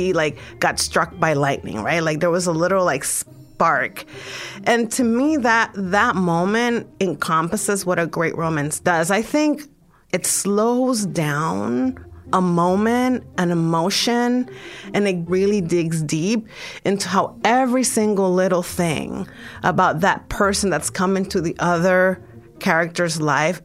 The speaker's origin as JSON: {"language": "English", "country": "Dominican Republic", "said": "I'm from the Dominican Republic"}